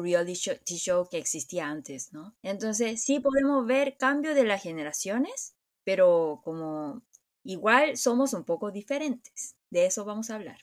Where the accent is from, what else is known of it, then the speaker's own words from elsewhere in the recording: South Korea; en Corea nosotros tenemos la idea